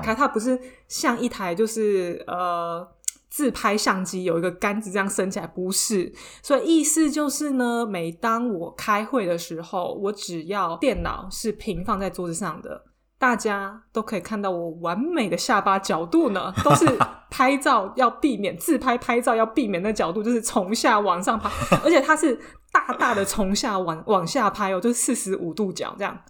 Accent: Taiwan; now in France; 朋友之间就像我们台湾人一样

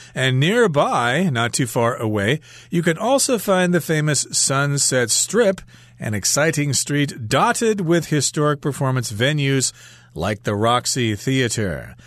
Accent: United States; moved away; We're actually going back to my home country

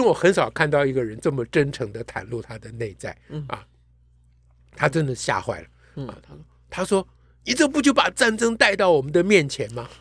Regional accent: Taiwan; 我们台湾人

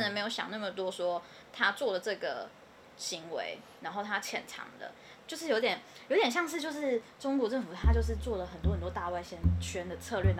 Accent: Taiwan; accent: Taiwanese; 然后我们口音又这么重，台湾口音，

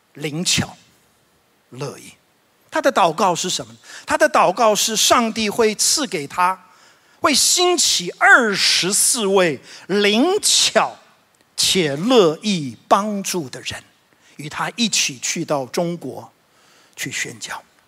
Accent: Taiwan; 知跟滋，呃，常常分不清楚。我发现我们台湾人有。另外一个问题就是我们二跟二也分不太清楚啊

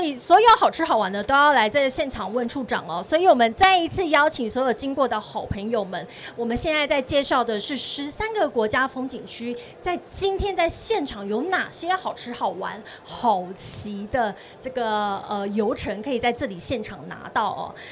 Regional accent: Tainan, Taiwan; 来到云嘉南，也是我的故乡

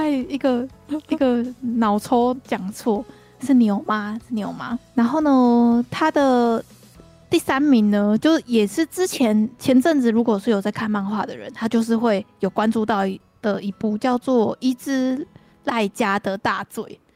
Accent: Kaohsiung, Taiwan; now in Taoyuan, Taiwan; 我们高雄人就是适合活在阳光下面

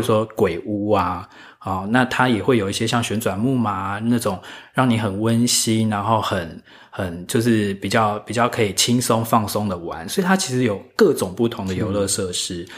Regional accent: Taiwan; 我自己是一个土生土长的台湾人嘛

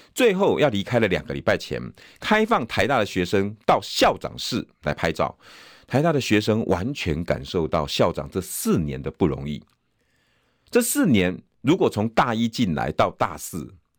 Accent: New Taipei, Taiwan; 我的故乡新北市

